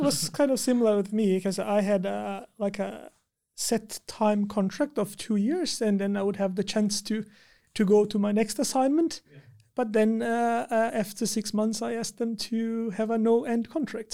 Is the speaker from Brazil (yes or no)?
yes; Brazil; moved away as an adult; also born or lived in China; now in Tampere, Finland; I'm from Brazil